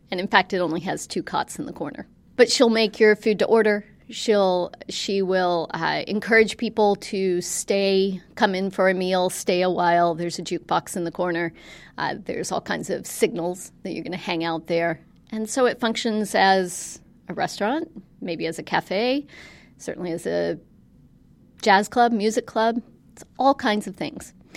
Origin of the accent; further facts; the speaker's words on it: Western North Carolina, United States; I grew up in Western North Carolina